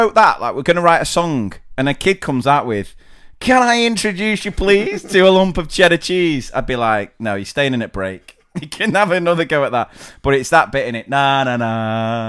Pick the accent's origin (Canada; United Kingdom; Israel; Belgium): United Kingdom; England; We're from England.